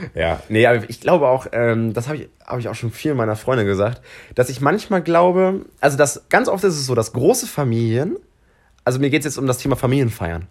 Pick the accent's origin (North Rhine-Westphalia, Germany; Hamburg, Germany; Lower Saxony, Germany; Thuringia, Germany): Lower Saxony, Germany; Hanover; wir kommen ja beide aus Hannover